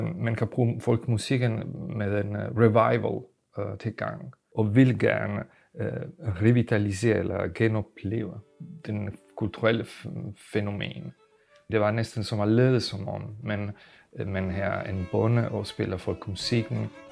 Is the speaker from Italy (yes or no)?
yes; Italy; Danish is a second language; now in Denmark; Jeg kommer fra Italien